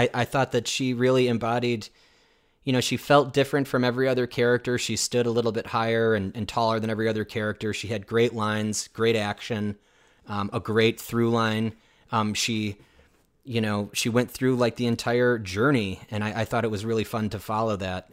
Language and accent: English; United States; me as an American